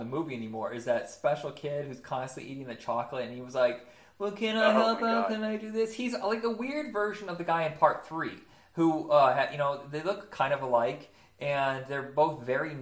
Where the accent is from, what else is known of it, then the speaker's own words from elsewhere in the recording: Huntington, Indiana, United States; moved away; grew up in Indiana